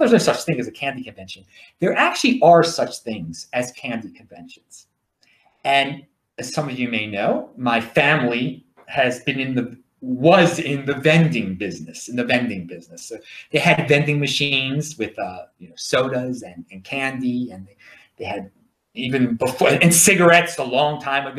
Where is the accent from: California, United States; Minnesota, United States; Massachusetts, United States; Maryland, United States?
Maryland, United States; Baltimore; accent: Baltimore; That's my Baltimore accent.